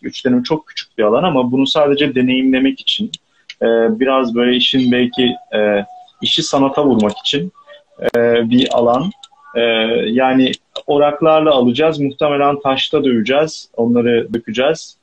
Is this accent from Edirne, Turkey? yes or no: no; Istanbul, Turkey; İstanbul'da doğup büyüdüğüm için burada da kalamıyorum